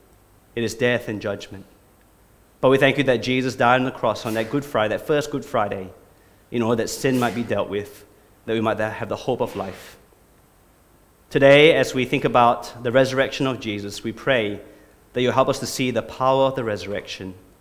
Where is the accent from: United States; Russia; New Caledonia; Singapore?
Singapore; moved away as an adult; also born or lived in Australia; now in Brisbane, Australia; I'm from Singapore originally. I came to Australia 20 years ago, but I was a legitimate Singaporean. I did my national service, and I did my time